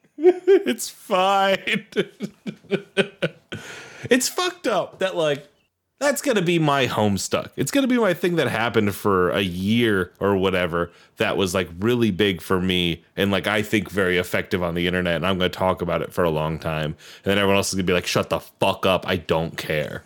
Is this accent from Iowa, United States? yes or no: yes; Iowa, United States; five, six, three, which is my hometown's area code